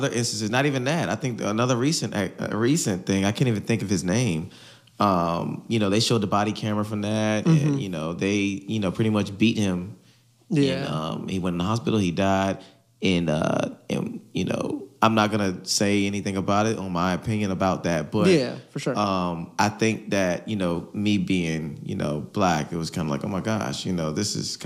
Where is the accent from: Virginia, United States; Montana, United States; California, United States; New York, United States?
Virginia, United States; Hampton; I'm from Hampton